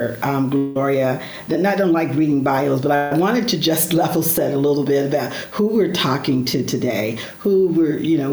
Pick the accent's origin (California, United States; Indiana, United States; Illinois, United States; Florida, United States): California, United States; Stockton; now in Chicago, United States; I grew up in Stockton, California, small rural town